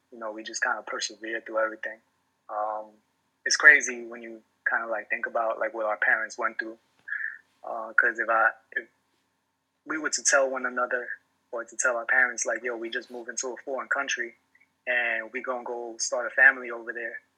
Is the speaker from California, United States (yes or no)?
no; New York City, New York, United States; growing up in New York